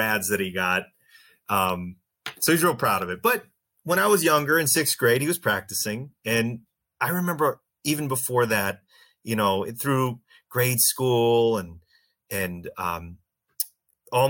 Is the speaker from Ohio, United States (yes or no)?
yes; Canton, Ohio, United States; I practice in Canton, Ohio. I'm from Canton, Ohio